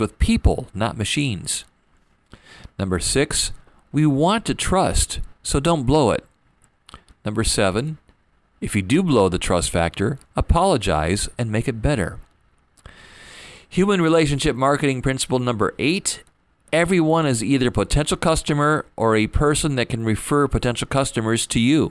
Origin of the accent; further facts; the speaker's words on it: Fort Wayne, Indiana, United States; moved away as an adult; also born or lived in Detroit, Michigan; I moved back to my hometown after my dad passed away